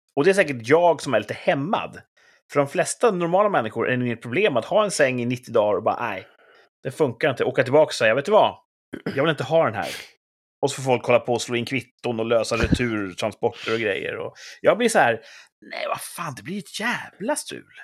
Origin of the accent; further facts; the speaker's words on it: Sweden; Jag älskar ju mitt land